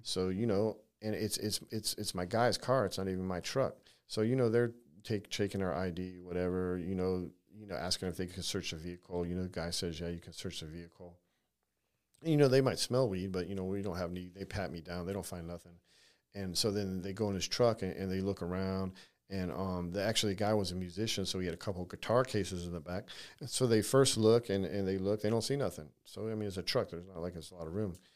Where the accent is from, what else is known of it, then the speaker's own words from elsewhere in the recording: San Diego, California, United States; moved away; I grew up in California, so, you know, I'm from California